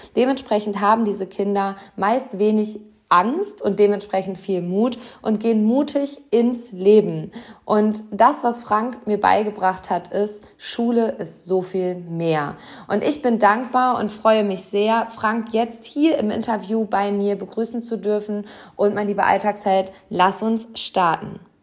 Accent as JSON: {"language": "German", "town": "Hamm", "region": "North Rhine-Westphalia", "country": "Germany", "tie": "born or raised there", "said": "einer Grundschule meiner Heimatstadt Hamm"}